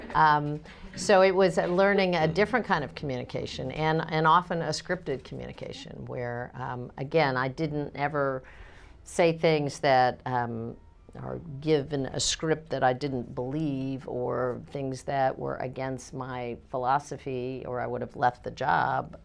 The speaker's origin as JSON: {"language": "English", "region": "Kansas", "country": "United States", "said": "I'm a Democrat from Kansas"}